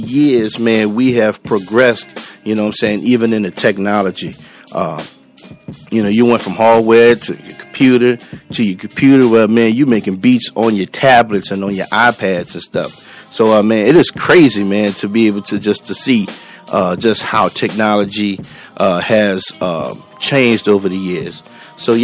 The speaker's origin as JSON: {"language": "English", "town": "New Orleans", "region": "Louisiana", "country": "United States", "moved": "as an adult", "lives_now": "Texas, United States", "said": "I am originally from New Orleans"}